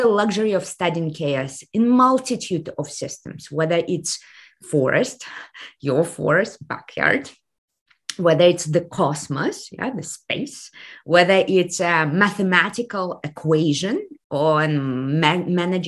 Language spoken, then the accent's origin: English; Kazakhstan; moved away; I come from the Soviet Union, which has collapsed exactly 30 years ago last year. And right now we are in day three of revolution in my home country of Kazakhstan.